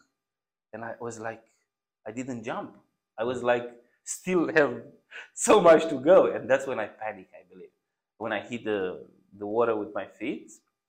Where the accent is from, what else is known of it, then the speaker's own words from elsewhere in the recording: Romania; moved away as an adult; also born or lived in Italy; I, as a Romanian, I left Romania illegally because I couldn't pass the border legally.